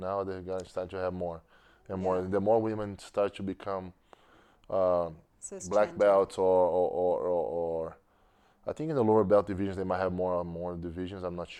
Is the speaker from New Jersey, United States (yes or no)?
no; New York, United States; I love New York. I'm a New Yorker.